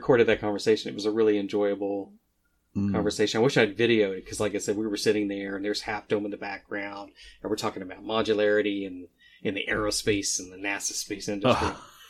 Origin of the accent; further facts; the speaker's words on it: Midwest, United States; number one, I'm from the Midwest, so it's kind of like, no, we don't talk about ourselves.